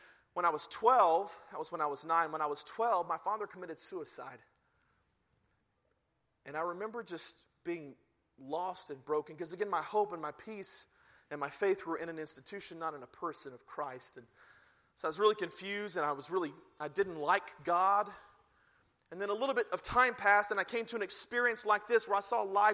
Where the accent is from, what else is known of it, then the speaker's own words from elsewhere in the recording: the Bible Belt, United States; I grew up in the Bible Belt, in the prong of the Bible Belt